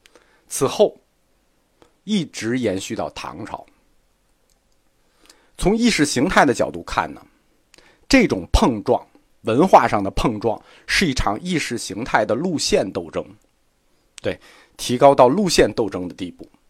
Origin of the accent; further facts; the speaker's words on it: China; 我们中国人此前并没有接触过组织化宗教，